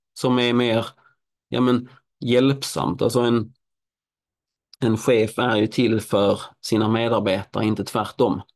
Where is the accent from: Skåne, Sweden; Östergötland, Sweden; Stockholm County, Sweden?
Skåne, Sweden; Helsingborg; moved away; Helsingborg, min hemstad